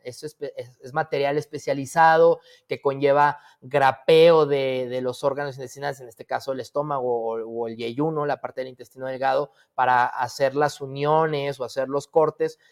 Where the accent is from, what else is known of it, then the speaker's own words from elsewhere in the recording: Zacatecas, Mexico; moved away as an adult; Porque soy zacatecano de Hueso Colorado, porque aquí nací, aquí este, crecí eh, una parte de mi, de mi vida